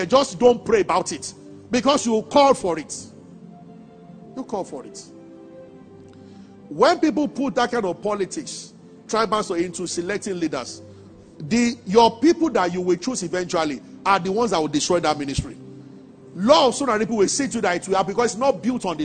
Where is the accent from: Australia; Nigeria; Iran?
Nigeria; as a Nigerian